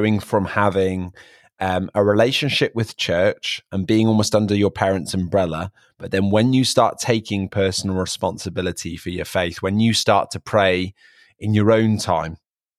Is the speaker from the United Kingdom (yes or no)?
yes; Hereford, West Midlands, United Kingdom; now in United States; people ask me here in America, like, where are you from? And I'm like, you're not going to have heard of it. And then I'm like, people in the UK haven't heard of it.